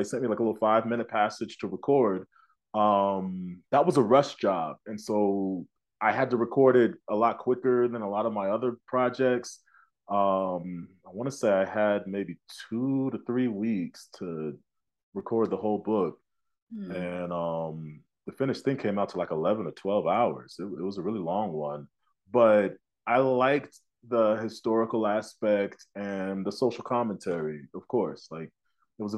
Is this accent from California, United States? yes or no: no; Tulsa, Oklahoma, United States; also born or lived in New York / Illinois; now in Denver, United States; I grew up in Tulsa, and I've been acting out in New York for several years, and now I have just landed in Denver